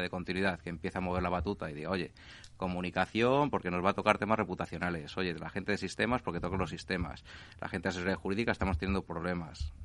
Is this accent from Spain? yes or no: yes; Spain; somos españoles